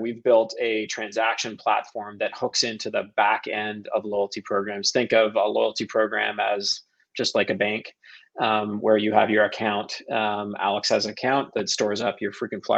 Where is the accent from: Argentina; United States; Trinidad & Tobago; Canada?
Canada; Toronto, Ontario; I am from Toronto, a Toronto native, born and bred here.